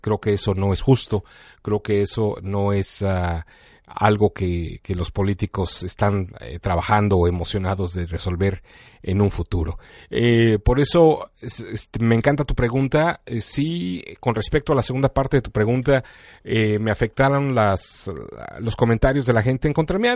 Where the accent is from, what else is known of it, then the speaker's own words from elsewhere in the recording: Mexico; now in Chicago, United States; como mexicano